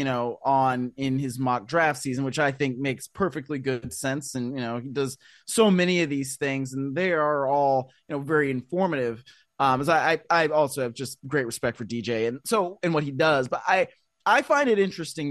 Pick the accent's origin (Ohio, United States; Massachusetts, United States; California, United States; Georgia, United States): Ohio, United States; I'm from Ohio